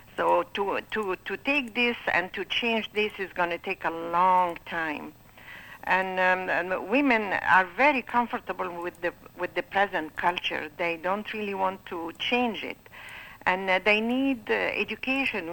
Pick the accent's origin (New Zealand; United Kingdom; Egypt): Egypt; Alexandria, Alexandria Governorate; moved away as an adult; now in Bay Area, United States; I was born in Alexandria, Egypt